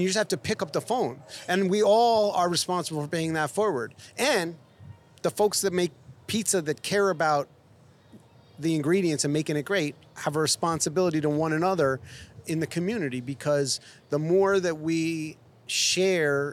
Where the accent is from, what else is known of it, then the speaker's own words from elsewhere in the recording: New York City, New York, United States; moved away as an adult; also born or lived in Boonton, New Jersey; now in Los Angeles, United States; growing up in New York City